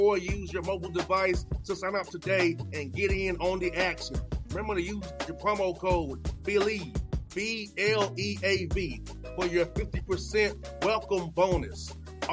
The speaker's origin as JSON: {"language": "English", "region": "Georgia", "country": "United States", "tie": "born or raised there", "said": "my home state"}